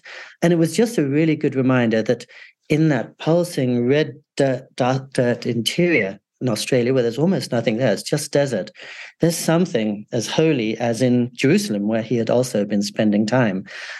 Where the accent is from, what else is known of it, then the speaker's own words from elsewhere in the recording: England, United Kingdom; also born or lived in California, United States; And also, I grew up in England and California.